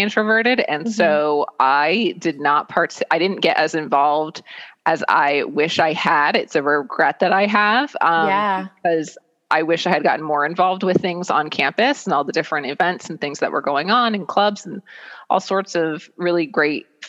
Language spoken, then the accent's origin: English; Lehigh Valley, Pennsylvania, United States; moved away as an adult; I'm a Lehigh Valley native. Born and raised in the Lehigh Valley.